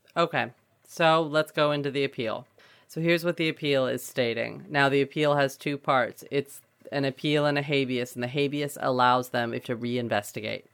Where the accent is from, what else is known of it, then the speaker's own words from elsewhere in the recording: Central Valley, California, United States; I grew up in the Central Valley